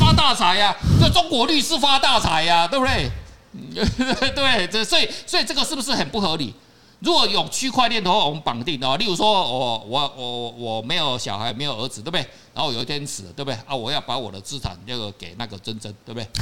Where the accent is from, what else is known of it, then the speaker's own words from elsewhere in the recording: Taiwan; 我们台湾人